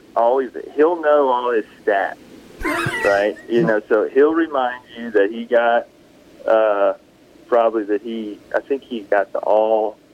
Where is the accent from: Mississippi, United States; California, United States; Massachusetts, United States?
Mississippi, United States; Philadelphia; now in Madison, United States; Yeah, I live in Madison. I grew up in Philadelphia, Mississippi, and I live in Madison now, and been there for about 15 years.